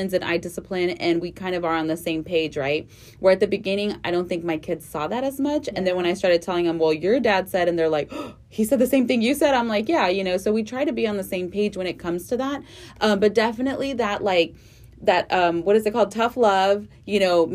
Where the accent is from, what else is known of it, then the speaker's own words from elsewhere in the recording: the Rio Grande Valley, South Texas, United States; also born or lived in Houston; I'm from the Valley, too